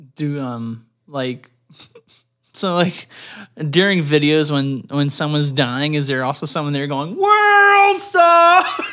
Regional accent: Canada; growing up in Canada

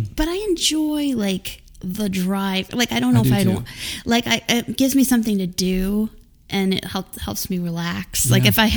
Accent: New Orleans, Louisiana, United States; also born or lived in Wisconsin / Wyoming / Florida; I'm from New Orleans officially, that's where my family is, but my dad worked at AAA and we moved us around a lot, so I've also lived in Wisconsin and Wyoming and Florida, but the main base is New Orleans.

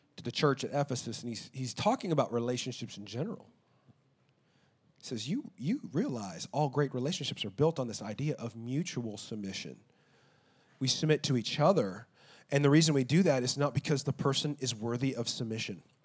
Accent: Texas, United States; I'm an American and I'm Texan

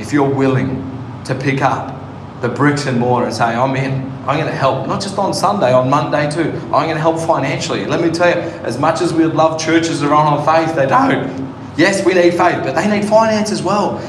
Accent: Sydney, New South Wales, Australia; now in Northern Territory, Australia; I grew up in Western Sydney.

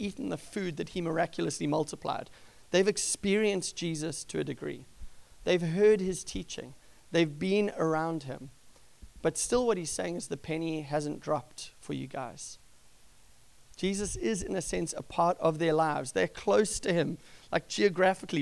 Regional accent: South Africa; moved away; since I was a young kid growing up in South Africa

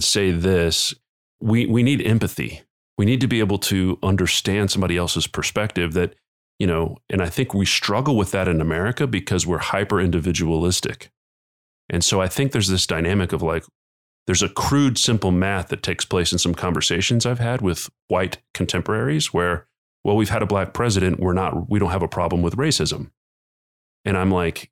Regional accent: United States; as an American citizen

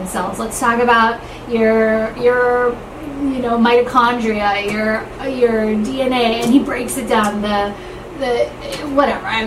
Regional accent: California, United States; I grew up in California

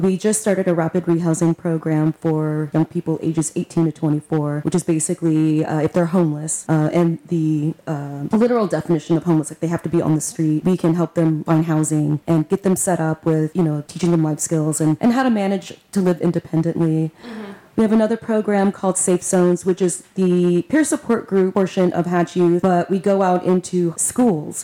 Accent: Victoria, Texas, United States; now in Houston, United States; I'm from Victoria, Texas

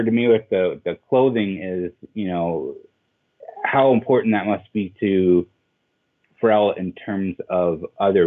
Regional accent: Denver, Colorado, United States; now in Portland, United States; I grew up in Denver

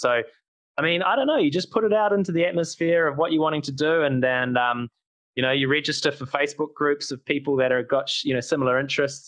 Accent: New Zealand; we, oh, from New Zealand

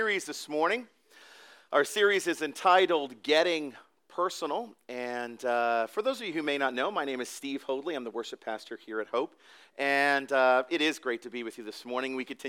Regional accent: Canada; now in Mount Laurel, United States; I am Canadian, or was.

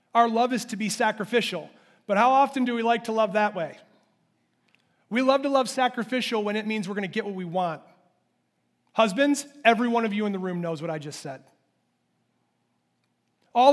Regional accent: United States; I'm an American

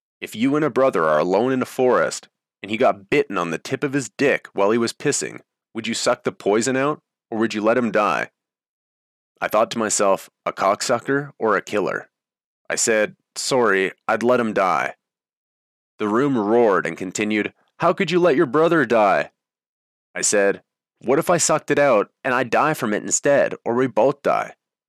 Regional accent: Canada; I spoke with a strong voice and confidently said, I'm Canadian, so I'd burn the U.S. flag.

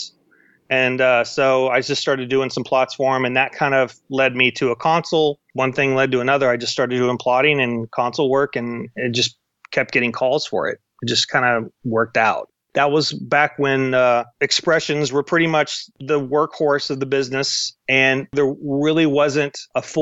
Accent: Dallas, Texas, United States; moved away as an adult; now in Los Angeles, United States; I'm from Dallas originally.

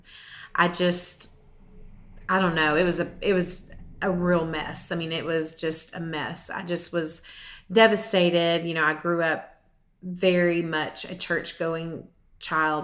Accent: Mesquite, Texas, United States; Grew up in Mesquite, Texas

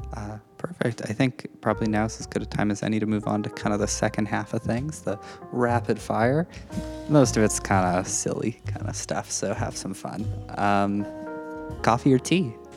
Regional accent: Saskatchewan, Canada; moved away; I'm from Saskatchewan, and everybody gets driver's ed through school

